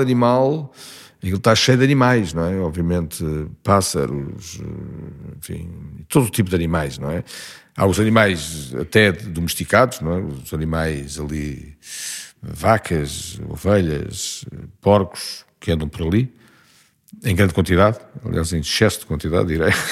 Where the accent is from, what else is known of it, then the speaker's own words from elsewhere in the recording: Lisbon, Portugal; tudo se diz Lisboa. Estudei, vivo, é trabalhei